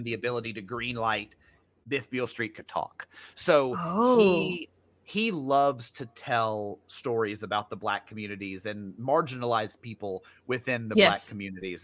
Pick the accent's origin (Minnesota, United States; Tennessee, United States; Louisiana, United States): Tennessee, United States; Memphis; I grew up in Memphis too